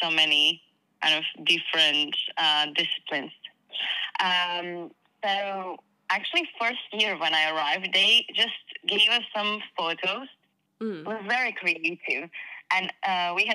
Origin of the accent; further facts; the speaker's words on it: Croatia; moved away as an adult; now in England; I came from Croatia and moved to England 4 years ago now.